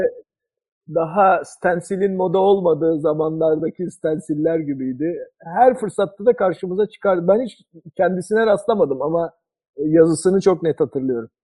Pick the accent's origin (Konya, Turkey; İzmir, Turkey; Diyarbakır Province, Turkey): İzmir, Turkey; Izmir, Turkey; moved away; Ben de ne kadar zamandır İzmir'in uzağındayım.